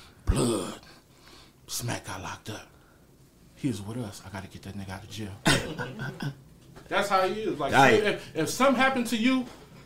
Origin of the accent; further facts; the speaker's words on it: Bellflower, California, United States; I'm from Bellflower. I'm from 706 Hustlers.